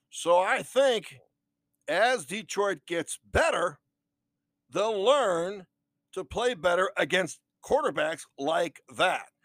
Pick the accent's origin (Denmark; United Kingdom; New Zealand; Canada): United Kingdom; Wales; Uh, I'm Welsh, you know.